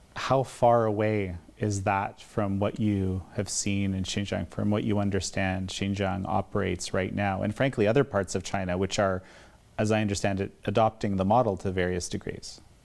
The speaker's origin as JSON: {"language": "English", "country": "Canada", "said": "in my home country of Canada"}